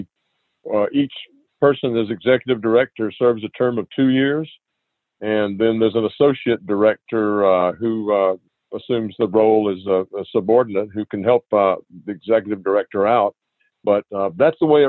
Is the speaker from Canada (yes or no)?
no; Albany, Georgia, United States; I grew up in Albany, Georgia